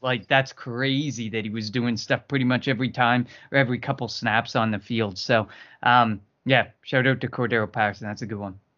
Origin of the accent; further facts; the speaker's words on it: Canada; I'm from Canada